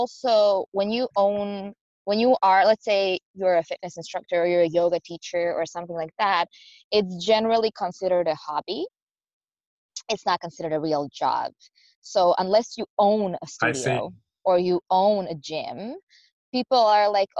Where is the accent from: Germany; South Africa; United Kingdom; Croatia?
Croatia; moved away as an adult; also born or lived in Spain; now in Seattle, United States; I'm originally from Croatia, but I lived in Spain prior to coming here.